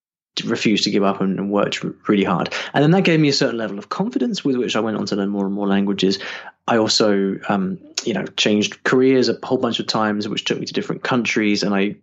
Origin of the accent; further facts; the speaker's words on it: United Kingdom; Sure. Okay, so hi everybody … I'm from the UK, although sometimes people think I'm Australian when they hear me talk.